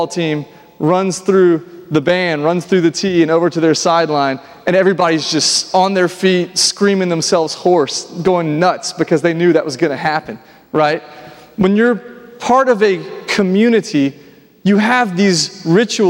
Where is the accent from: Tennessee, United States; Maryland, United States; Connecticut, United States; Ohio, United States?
Tennessee, United States; Nashville; I grew up here in Nashville